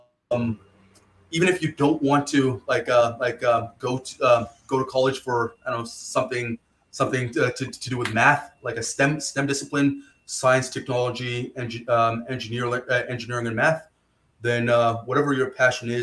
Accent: Rockland, Ontario, Canada; also born or lived in Ottawa; I grew up in Ottawa here. There's a small city called Rockland.

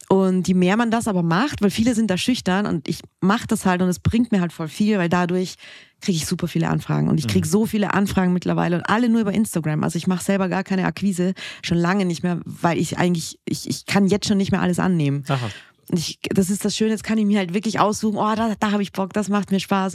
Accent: Austria; moved away; ich bin ja Österreicherin, gebürtig

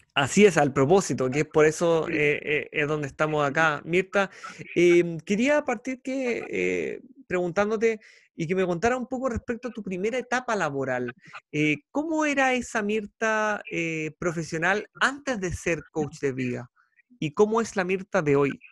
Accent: Chile; periodista chileno con más de 10 años dedicado a la comunicación social

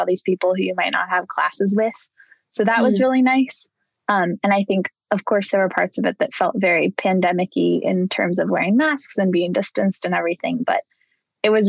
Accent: Oregon, United States; I grew up in Oregon.

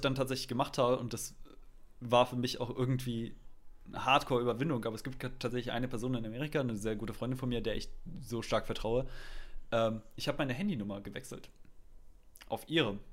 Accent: Germany; accent: German; meinem deutschen Akzent

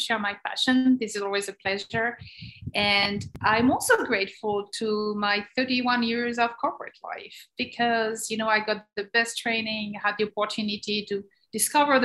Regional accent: France; moved away as an adult; now in United States; being French, but wanting to discover the world. And I was fascinated by the US. I was 5 years old and I say, one day I will go to America.

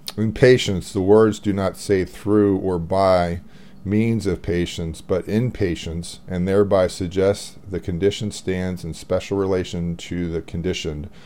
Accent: United States; I'm American

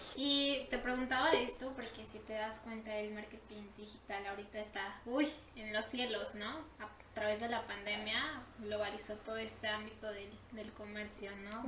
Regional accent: Mexico; nosotros como mexicanos

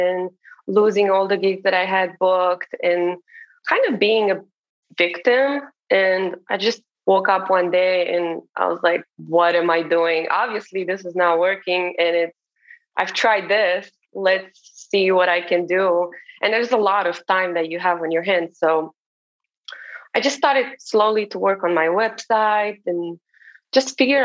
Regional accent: Romania; moved away as an adult; now in Martha's Vineyard, United States; I'm originally from Romania, from a small town in Romania

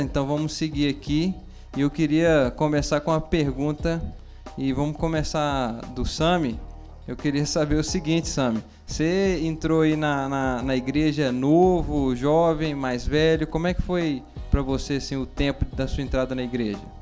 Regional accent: Belo Horizonte, Minas Gerais, Brazil; Eu sou de Belo Horizonte

